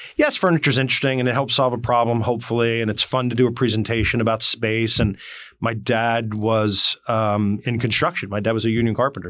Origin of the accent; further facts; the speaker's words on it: Morris County, northwestern New Jersey, United States; I grew up in northwestern New Jersey in Morris County